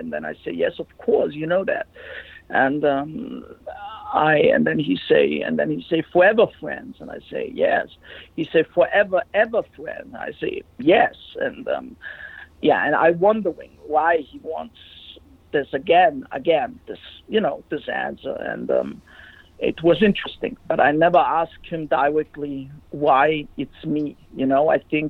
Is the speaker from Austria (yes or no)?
no; Germany; English is a second language; I was from Germany